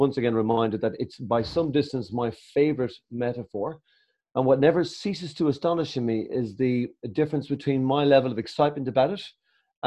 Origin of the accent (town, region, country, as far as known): Ireland